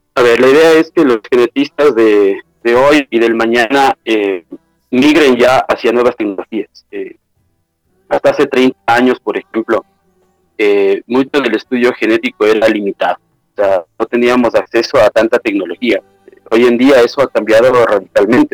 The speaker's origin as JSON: {"language": "Spanish", "country": "Ecuador", "also_born_or_lived": "Ambato / Quito", "said": "en mi país, en Ecuador"}